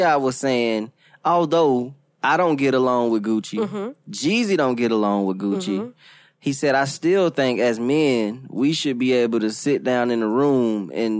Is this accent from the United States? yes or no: yes; the South, United States; being from the South